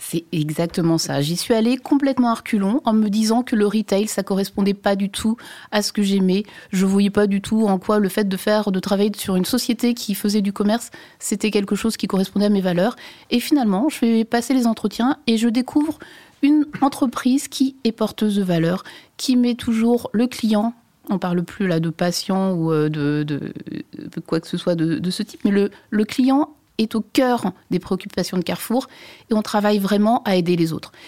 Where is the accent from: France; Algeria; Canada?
France; Brittany; je suis bretonne